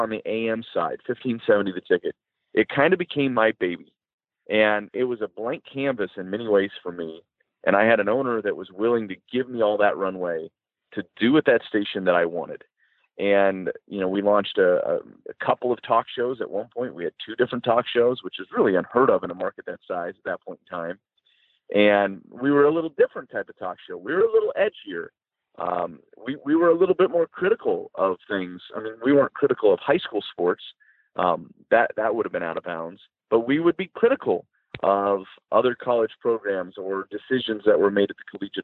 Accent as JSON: {"language": "English", "area": "just outside of Omaha", "region": "Nebraska", "country": "United States", "tie": "born or raised there", "also_born_or_lived": "South Dakota", "moved": "yes", "said": "I grew up just outside of Omaha"}